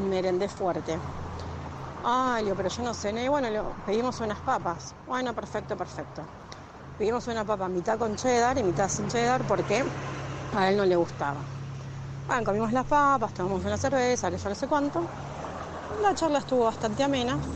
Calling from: Temperley, Buenos Aires Province, Argentina; Hola Doc, eh … de Tamperley.

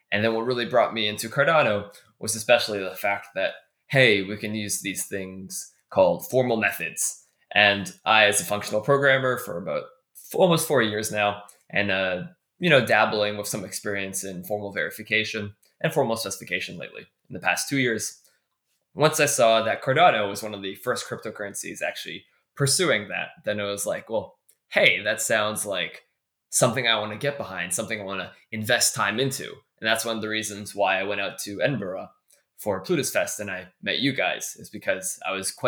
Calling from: Toronto, Ontario, Canada; I actually just came back from New York last week, where I was at the D-Lab offices, and I am dialing in from Toronto, Canada right now.

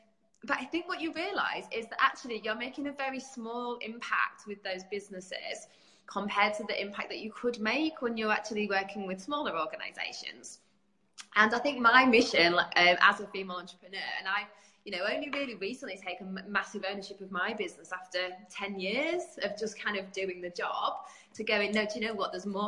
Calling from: England, United Kingdom; I'm in the UK. So, yeah, in good old sunny England.

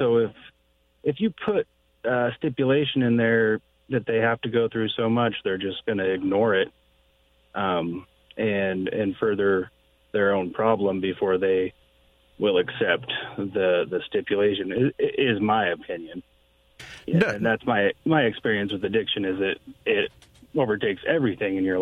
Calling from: Arlington, Oregon, United States; from Arlington, Oregon.

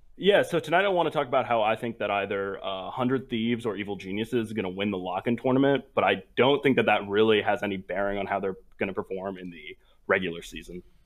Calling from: Providence, Rhode Island, United States; I'm calling from Providence, Rhode Island

